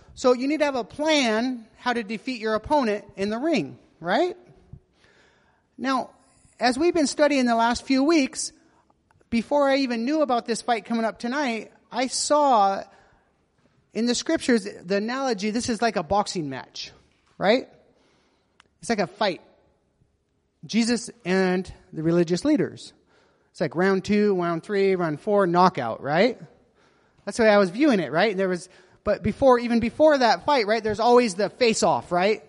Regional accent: United States; moved away; I'm American

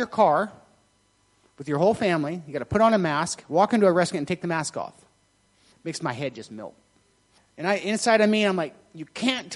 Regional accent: United States; I'm American

